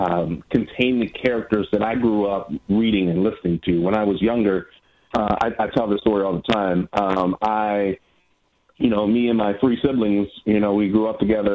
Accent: Milwaukee, Wisconsin, United States; In Milwaukee, Wisconsin.

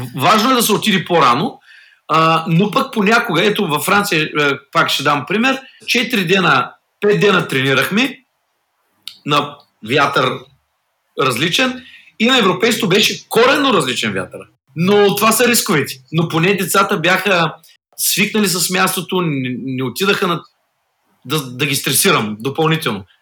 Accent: Bulgaria; аз съм от България

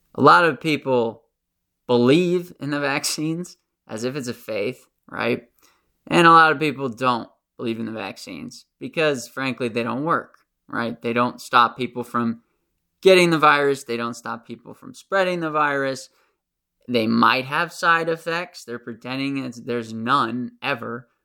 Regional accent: United States; accent: American; my American accent

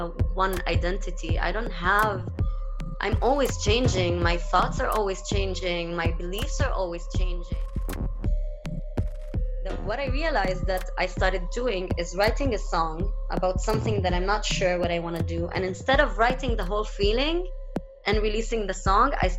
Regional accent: Haifa, Haifa District, Israel; also born or lived in Tel Aviv, Israel; I am from Haifa. Haifa is a Palestinian city, but it was occupied by Israel

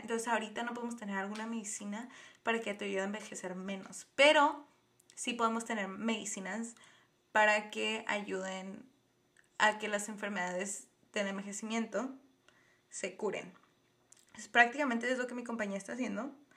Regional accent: Tijuana, Baja California, Mexico; soy de Tijuana, Baja California, México

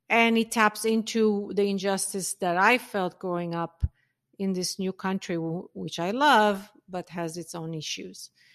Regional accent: Israel; moved away; also born or lived in North Africa; I grew up in Israel

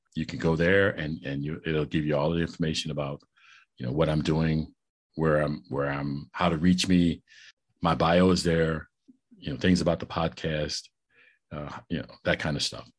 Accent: St. Louis, Missouri, United States; also born or lived in Kansas City; I'm, I'm from Saint Louis.

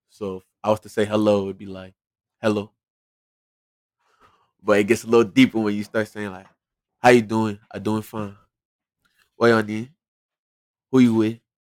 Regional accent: Liberia; also born or lived in Sierra Leone; Look, I was born in Freetown, Sierra Leone, but I'm Liberian.

